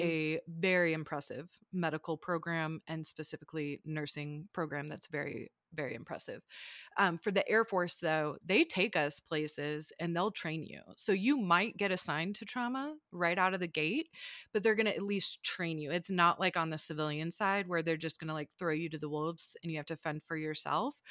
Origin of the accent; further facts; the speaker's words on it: small farm town outside Ann Arbor, Michigan, United States; moved away as an adult; now in Denver, United States; I was born and raised in a small farm town right outside of Ann Arbor, Michigan